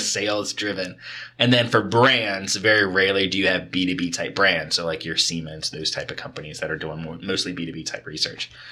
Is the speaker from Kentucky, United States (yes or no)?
yes; Kentucky, United States; both of us growing up in Kentucky